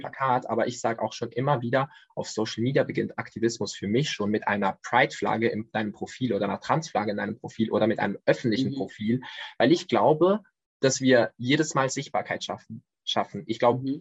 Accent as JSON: {"language": "German", "country": "Switzerland", "said": "ich komme aus der Schweiz"}